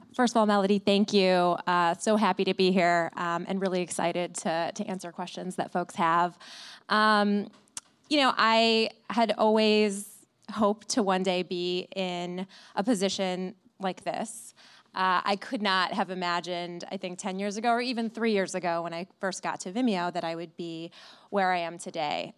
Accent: Flint, Michigan, United States; moved away; I, I grew up in Flint

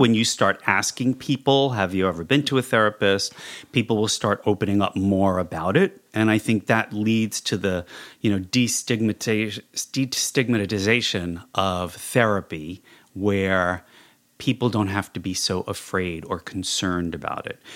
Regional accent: New York City, New York, United States; moved away as an adult; now in Los Angeles, United States; I am a clinical psychologist born and raised in New York City

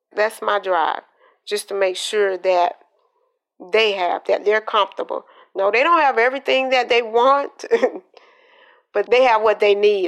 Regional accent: Columbus, Georgia, United States; also born or lived in Quitman, Georgia / Valdosta, Georgia; I was born in um, Quitman, Georgia, but I grew up in Columbus, Georgia, because my father was in the military.

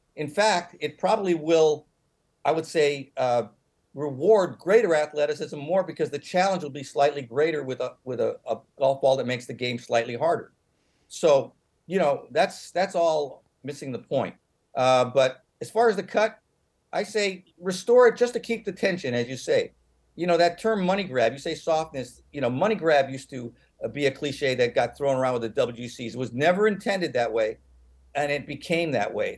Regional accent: San Francisco, California, United States; I come from San Francisco

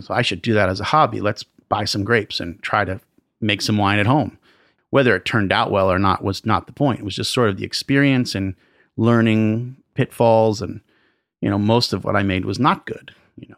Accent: New York City, New York, United States; I grew up in and around New York City

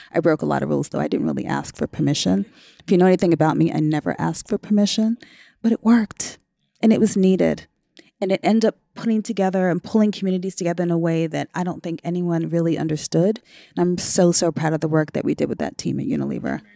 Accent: New York City, New York, United States; My hometown is New York City, although I've worked all over the world

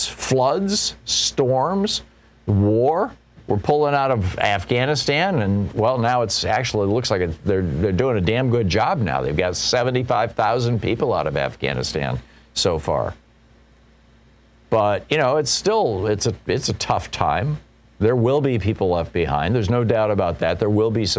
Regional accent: United States; I'm an American.

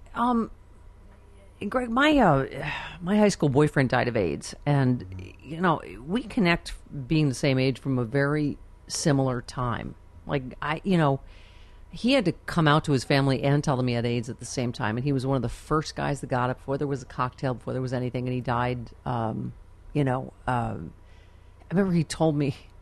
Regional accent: Buffalo, New York, United States; I'm from Buffalo

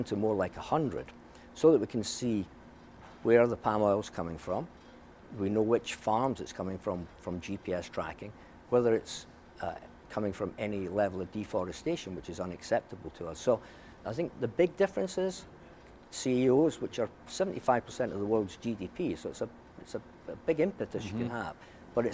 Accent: Scotland, United Kingdom; growing up in Scotland

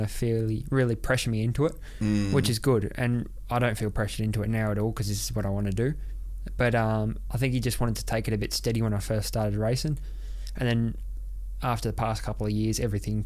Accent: Australia; also born or lived in Monaco; we moved back to Oz

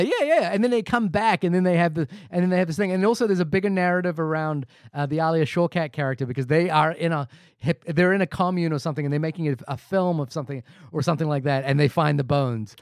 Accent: India; I am Indian

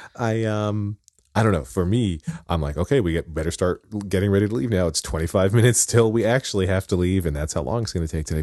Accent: Wyomissing, Pennsylvania, United States; I grew up in Wyomissing, Pennsylvania

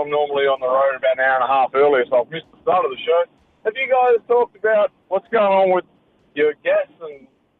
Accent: Australia; now in Spartanburg, United States; I'm an Australian who lives in Spartanburg, South Carolina.

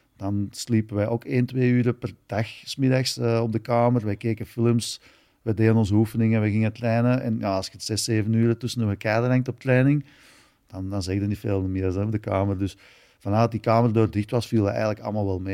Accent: Belgium

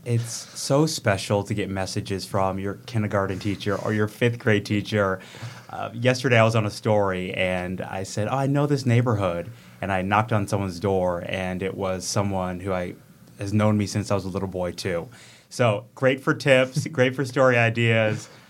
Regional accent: Oak Creek, Wisconsin, United States; also born or lived in Racine, Wisconsin / Charleston, South Carolina; It's my hometown. So I'm from Oak Creek, um, was born in Racine

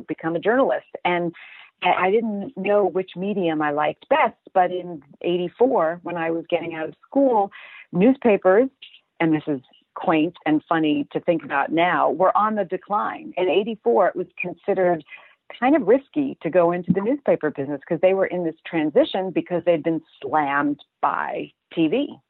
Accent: Brooklyn, New York, United States; I grew up in Brooklyn in Flatbush.

